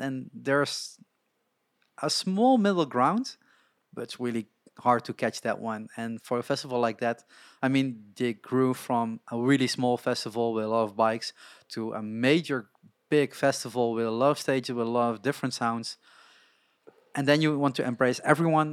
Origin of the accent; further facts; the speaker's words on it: Netherlands; I grew up in Holland